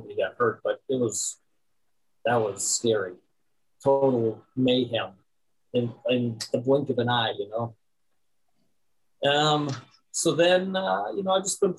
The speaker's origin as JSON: {"language": "English", "region": "South Dakota", "country": "United States", "tie": "born or raised there", "said": "I grew up in South Dakota"}